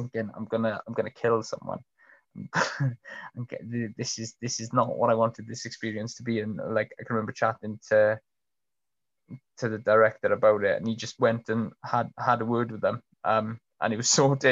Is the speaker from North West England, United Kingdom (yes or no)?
no; Troedyrhiw, Wales, United Kingdom; I grew up in Troy Deroux, which is like a stone's throw away from Aberfan.